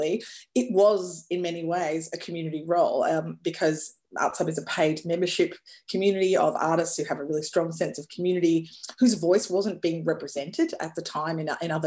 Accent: Darwin, Northern Territory, Australia; moved away as an adult; also born or lived in New York, United States; I grew up in Darwin

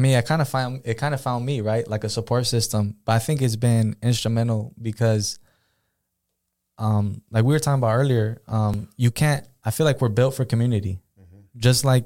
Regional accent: Pomona, California, United States; Because I'm from Pomona, right? I'm from LA. All my family lives down there.

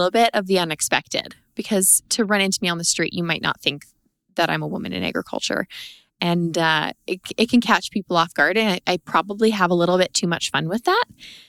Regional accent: Three Hills, Alberta, Canada; I am from the Three Hills area of Alberta.

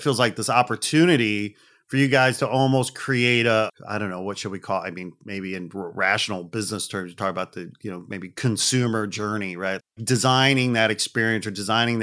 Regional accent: outside Chicago, Illinois, United States; I grew up outside Chicago and lived in downtown for years and years

